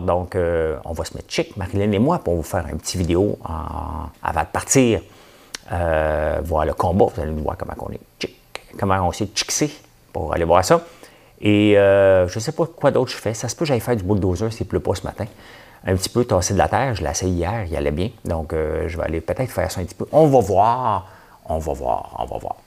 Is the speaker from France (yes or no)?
no; Quebec, Canada; Je suis un Québécois